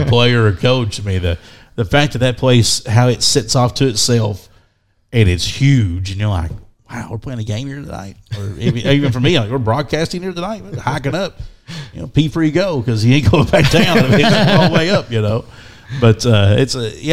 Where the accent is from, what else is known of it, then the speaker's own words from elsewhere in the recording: Ohio, United States; moved away; I grew up little bit in Ohio